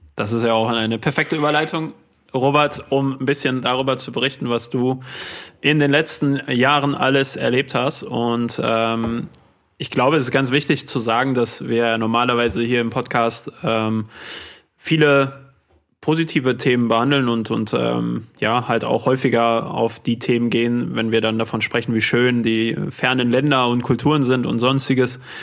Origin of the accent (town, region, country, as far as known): Unna, North Rhine-Westphalia, Germany; born or raised there